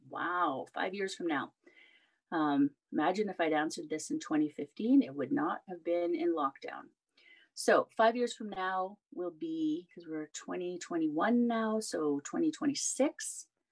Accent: Canada; I'm Canadian

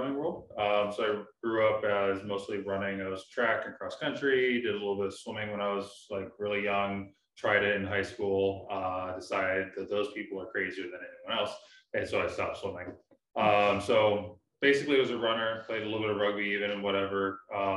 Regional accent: Canton, Ohio, United States; where I grew up down in Canton

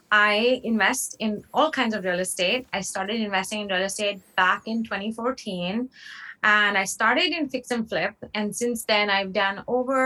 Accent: India; moved away; I grew up in India, moved here in 2006.

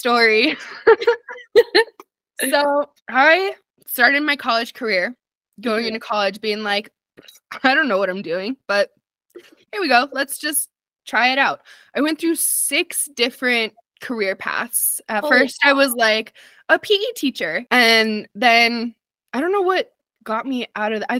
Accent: Albuquerque, New Mexico, United States; I am born and raised and currently still live in Albuquerque, New Mexico

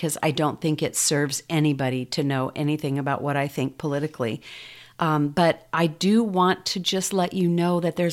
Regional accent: United States; growing up here in the U.S.

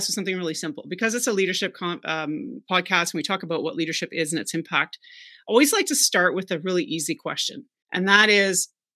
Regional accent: Canada; also born or lived in West Palm Beach, Florida; I'm Canadian

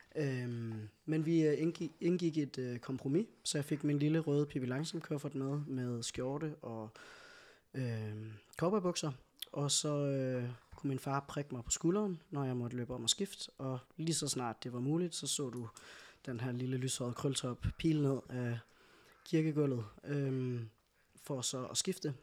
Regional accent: Skive, Central Denmark Region, Denmark; now in Aalborg, Denmark; født og opvokset i Skive, øh, og bor nu i Aalborg

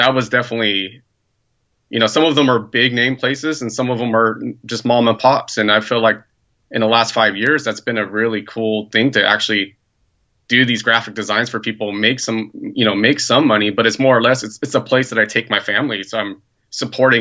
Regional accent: Santa Cruz Mountains, California, United States; I grew up in the Santa Cruz Mountains, not really necessarily in the town of Santa Cruz

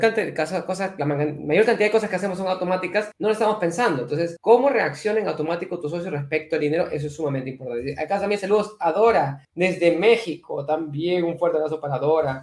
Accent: Peru; acá en mi país es una cosa muy rara, porque en el Perú

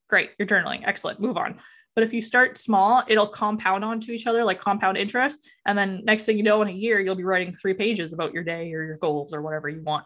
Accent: Alberta, Canada; moved away as an adult; now in Ontario, Canada; I'm originally from Alberta

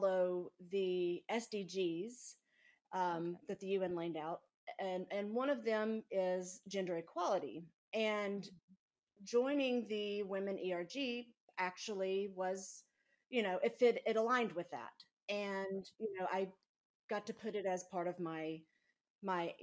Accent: Mississippi, United States; growing up in Mississippi

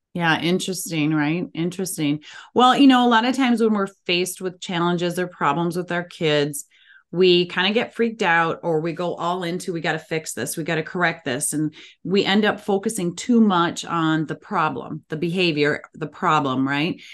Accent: Minnesota, United States; as we say in the Midwest, I'm from Minnesota

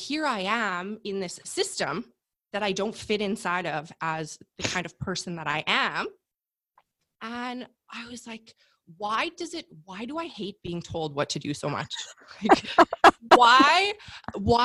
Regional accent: Canada; I'm Canadian. So I got a year of maternity leave with my first son

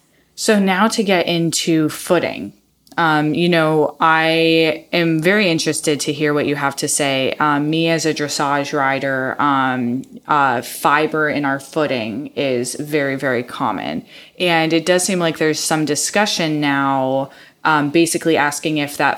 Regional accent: Iowa, United States; moved away; I grew up in the Midwest, in Iowa

